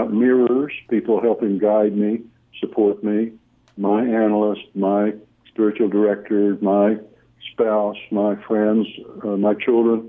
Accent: Oklahoma, United States; now in Austin, United States; I don't pronounce Weltanschauung very well, because I'm from Oklahoma

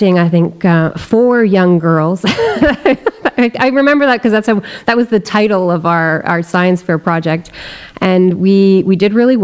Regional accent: Bedford, Quebec, Canada; also born or lived in Sutton, Quebec / Cowansville, Quebec; I grew up in the Eastern Townships. I went to a public high school in Cowansville

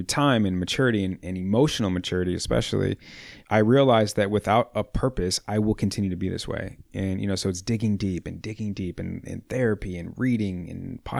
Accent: Midwest, United States; growing up in the Midwest in the wintertime and being slow at work in the wintertime at that.

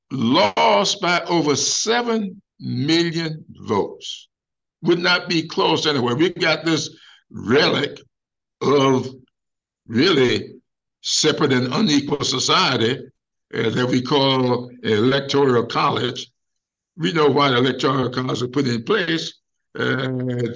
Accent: Sumter, South Carolina, United States; my hometown of Sumter

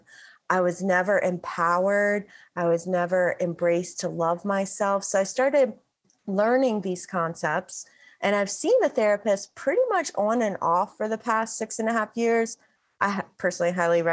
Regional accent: the Bible Belt, United States; The section of America that I live in is referred to as the Bible Belt. The town, my hometown, is referred to as the buckle of the Bible Belt

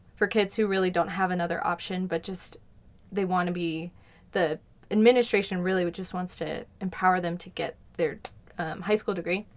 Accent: Colorado, United States; I grew up in Colorado

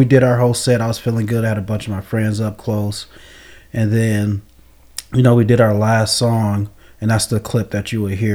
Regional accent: Flint, Michigan, United States; I'm from Flint

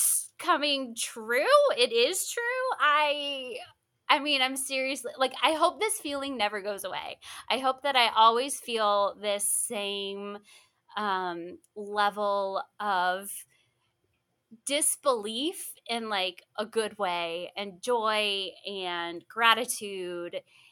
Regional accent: Florida, United States; I grew up in Florida

